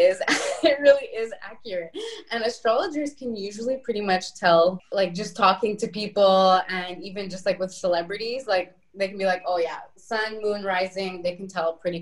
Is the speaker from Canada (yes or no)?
yes; Montreal, Quebec, Canada; now in Italy; I am a Canadian girl from Montreal